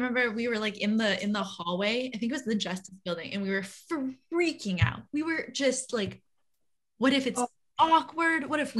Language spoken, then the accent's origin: English; Quebec, Canada; I'm from Quebec.